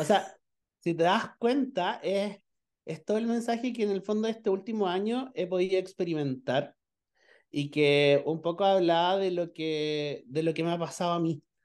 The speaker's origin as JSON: {"language": "Spanish", "country": "Chile", "said": "soy chileno, vivo en una ciudad que se llama Pichilemu"}